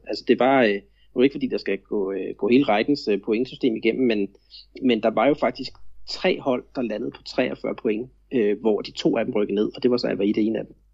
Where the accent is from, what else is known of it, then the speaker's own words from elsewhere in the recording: Denmark; now in Florianópolis, Brazil; jeg er jo stadigvæk så meget dansker